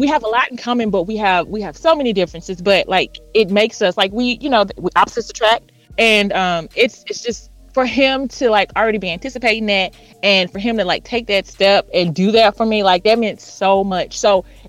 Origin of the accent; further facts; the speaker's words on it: Houston, Texas, United States; now in Dallas, United States; I'm in Dallas, but I'm from Houston